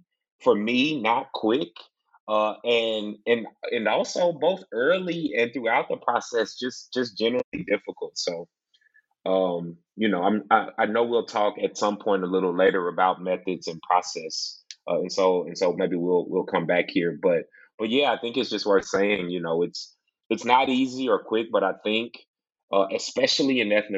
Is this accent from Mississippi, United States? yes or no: yes; Mississippi, United States; Like, it's funny to meet folks and they learn that I'm from Mississippi